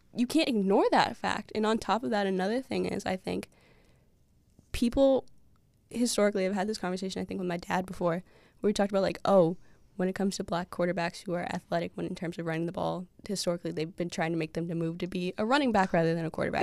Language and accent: English; Massachusetts, United States; I'm from Massachusetts